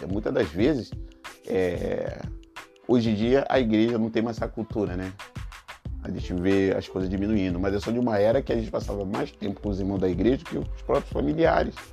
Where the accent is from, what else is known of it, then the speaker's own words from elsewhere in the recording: Rio de Janeiro, Brazil; Minha família, né? lá no Rio de Janeiro, sou carioca, como você sabe. Desde pequeno eu sempre vi a minha casa muito cheia.